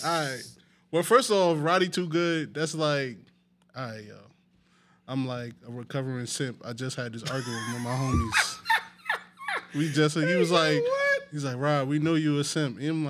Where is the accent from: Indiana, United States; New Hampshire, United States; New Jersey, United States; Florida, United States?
New Jersey, United States; Newark; me and the homies, we all from Central Ward